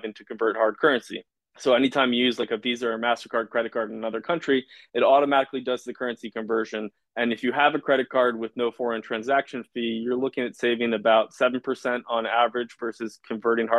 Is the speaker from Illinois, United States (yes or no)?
no; Washington, District of Columbia, United States; I'm from Washington, D.C.